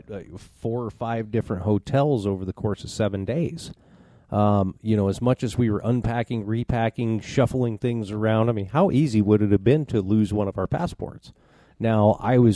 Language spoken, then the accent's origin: English; United States; I'm also an American